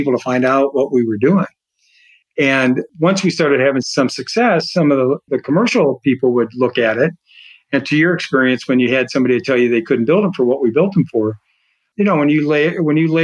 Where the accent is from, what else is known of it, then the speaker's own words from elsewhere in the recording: Chicago, Illinois, United States; moved away as an adult; also born or lived in Arizona / San Antonio, Texas; now in Texas, United States; Originally, I'm from the Chicagoland, Illinois area